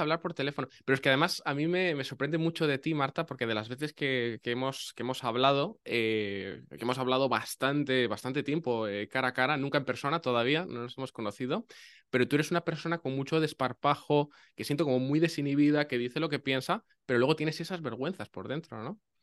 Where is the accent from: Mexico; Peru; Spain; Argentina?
Spain; northern Spain; eso también lo decimos en el norte